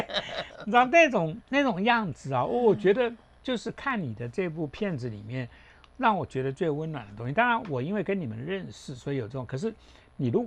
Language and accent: Chinese; Taiwan; 我是不是从台湾的本土的观点？或者从从我这样子土生土长的这样子一个概念 去做台湾的一些文化的一些作品、一些艺术的东西。